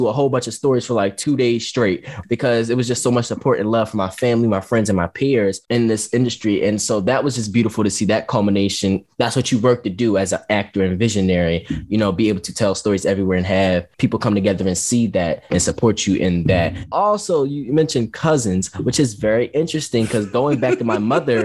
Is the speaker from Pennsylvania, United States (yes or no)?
yes; Philadelphia, Pennsylvania, United States; I'm from North Philly